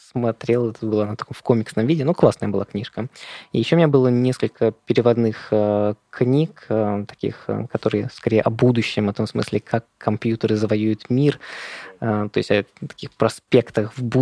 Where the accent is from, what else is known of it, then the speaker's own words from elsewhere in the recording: Moscow, Russia; Я вырос в Москве